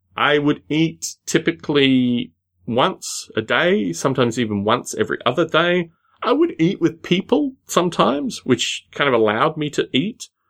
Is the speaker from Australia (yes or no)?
yes; Australia; moved away as an adult; also born or lived in Sunnyvale / Los Gatos; I wasn't gonna go back to Australia